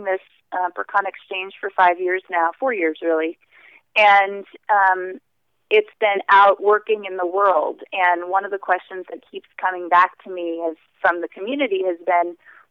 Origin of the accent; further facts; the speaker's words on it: United States; as an American from a business context